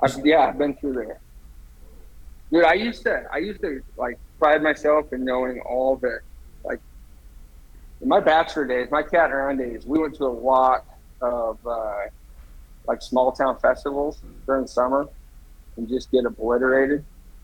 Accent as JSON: {"language": "English", "town": "Cozad", "region": "Nebraska", "country": "United States", "tie": "born or raised there", "said": "So I lived in three different towns growing up, or while I was in school. And I think the biggest one was Cozad"}